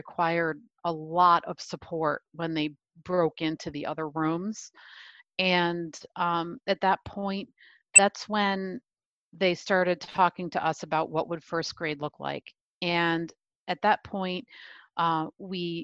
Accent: New York, United States; I'm from New York

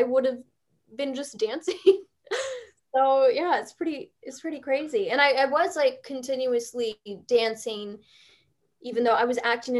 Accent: Chicago, Illinois, United States; moved away as an adult; now in Los Angeles, United States

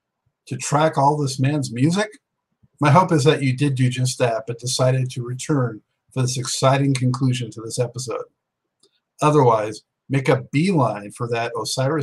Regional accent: West Coast, United States; moved away as an adult; now in East Coast, United States; I grew up on the West Coast. When I moved out to the East Coast in 2006.

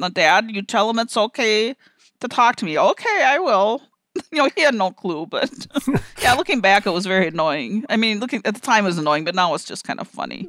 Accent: Minnesota, United States; I'm from Minnesota and they say that we're kind of indirect up here

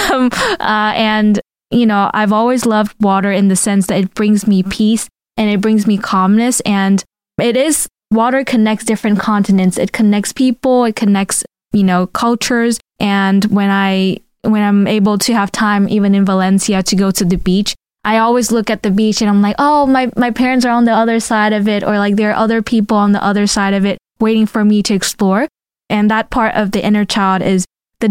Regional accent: Vietnam; moved away; I grew up in Vietnam, like, you know, outside of elementary

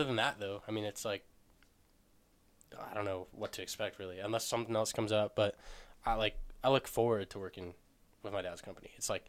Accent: Michigan, United States; moved away; Michigan's where I'm from.

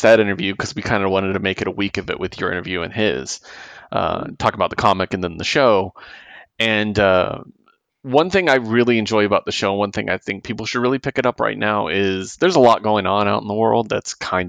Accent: San Diego, California, United States; I'm a big East Coast guy, even though I'm from San Diego

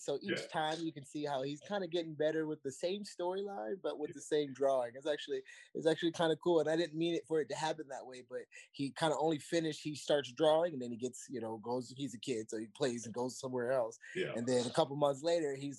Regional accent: Virginia Beach, Virginia, United States; also born or lived in Indiana; Me and Brian Wells used to run the city of Virginia Beach in middle school together

